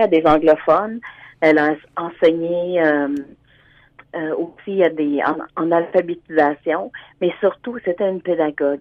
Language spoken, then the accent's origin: French; Hearst, Ontario, Canada; also born or lived in Sudbury; now in Ottawa, Canada; Je suis originaire de Hearst, mais présentement, je suis à, j'habite à Ottawa